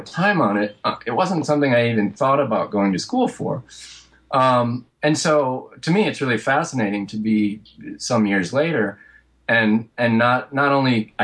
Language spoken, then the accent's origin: English; rural Michigan, United States; moved away as an adult; also born or lived in Detroit, United States; now in New York, United States; I'm from Michigan, from rural Michigan, and then eventually I spent about a decade in Detroit before coming out to New York